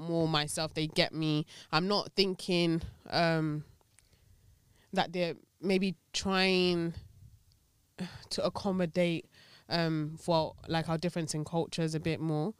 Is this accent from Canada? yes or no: no; Nigeria; being Nigerian